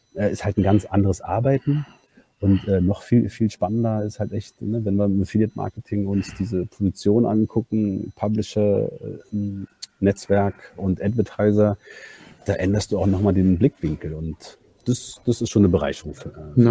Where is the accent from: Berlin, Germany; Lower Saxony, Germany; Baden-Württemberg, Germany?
Berlin, Germany; also born or lived in Hamburg; bin gebürtiger Berliner und eigentlich Banker